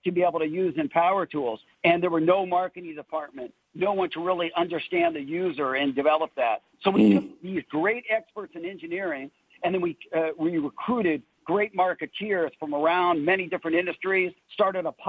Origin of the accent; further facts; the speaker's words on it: Los Angeles, California, United States; I grew up in the Valley, grew up in Granada Hills